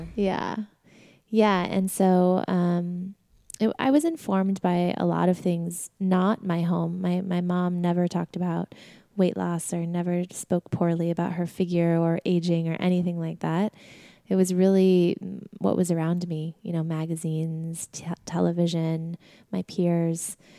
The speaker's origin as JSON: {"language": "English", "town": "Sedona", "region": "Arizona", "country": "United States", "tie": "born or raised there", "also_born_or_lived": "New York", "moved": "as an adult", "said": "We grew up in Sedona, Arizona"}